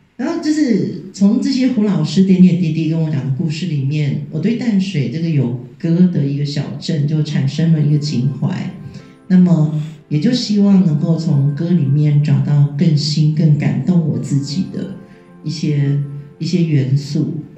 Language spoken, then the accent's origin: Chinese; Taiwan; 我是台湾来的